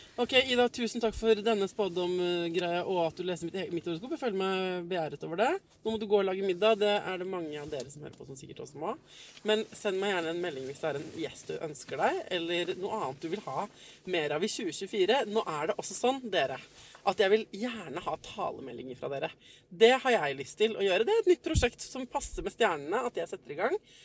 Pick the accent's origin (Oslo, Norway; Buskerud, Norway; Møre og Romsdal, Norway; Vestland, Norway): Oslo, Norway; jeg er født på Ullevål sykehus